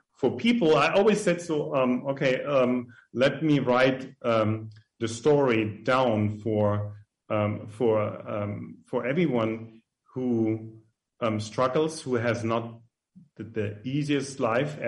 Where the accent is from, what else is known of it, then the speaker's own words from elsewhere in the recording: Germany; now in United States; I grew up in an orphan in Germany, pretty close to France, and with nuns.